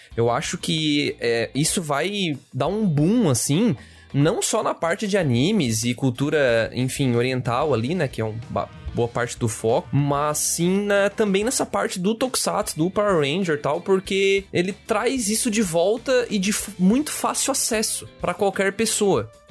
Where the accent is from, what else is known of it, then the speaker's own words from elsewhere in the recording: Brazil; nós, como brasileiros